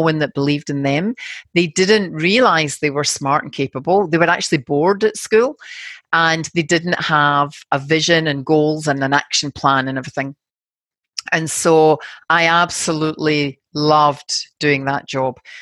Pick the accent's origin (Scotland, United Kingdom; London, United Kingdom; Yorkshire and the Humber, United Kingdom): Scotland, United Kingdom; Glasgow; now in Sydney, Australia; I'm from Glasgow and very working class background